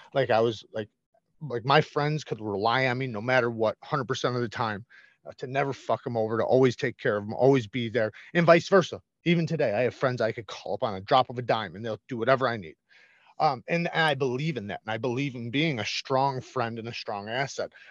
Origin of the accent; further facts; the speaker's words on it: Waukegan, Illinois, United States; I grew up in the Chicago area